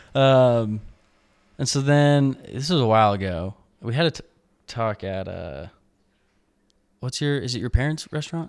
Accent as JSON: {"language": "English", "region": "Idaho", "country": "United States", "tie": "born or raised there", "moved": "yes", "lives_now": "Utah, United States", "said": "I grew up in Idaho"}